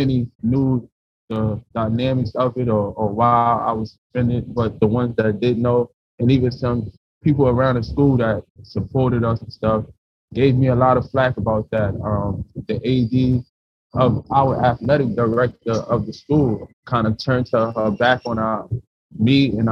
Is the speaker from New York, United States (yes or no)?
yes; New York City, New York, United States; me coming from the tough neighborhood that I grew up in the South Bronx